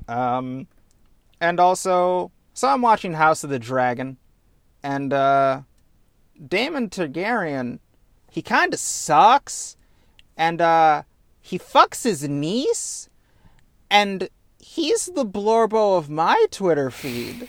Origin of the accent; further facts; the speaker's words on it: United States; I'm black and from America